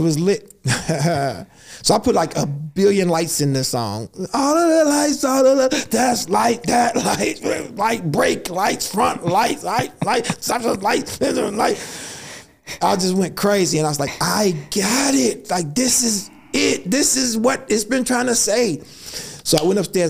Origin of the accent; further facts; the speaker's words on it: Chicago, Illinois, United States; I'm from Chicago. I'm from the south side of Chicago